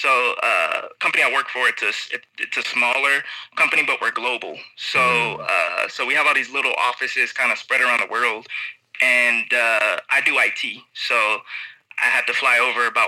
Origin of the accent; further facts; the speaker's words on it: Dayton, Ohio, United States; moved away as an adult; also born or lived in New Orleans, Louisiana / Cincinnati, Ohio; now in Hasselt, Belgium; I grew up in Dayton, Ohio, and I ended up going to school in Cincinnati, Ohio